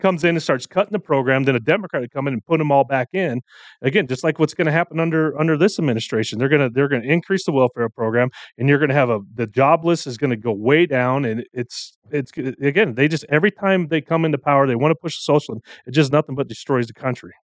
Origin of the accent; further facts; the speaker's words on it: United States; I am born here. I was raised here